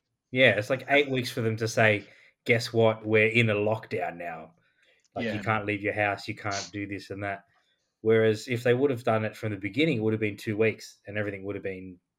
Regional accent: Australia; That's what we are. We're Australian. We're racist.

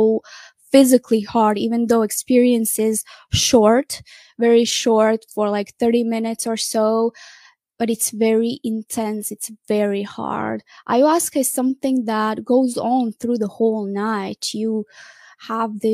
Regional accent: Croatia; moved away; I went in my home country in Croatia

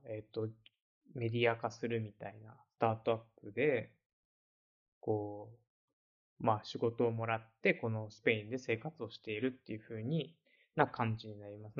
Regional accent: Komae, Tokyo, Japan; moved away as an adult; now in Barcelona, Spain; 僕が、まあ、生まれ育った町の話をちょっとしたいんですけども、東京都の狛江市っていう場所で

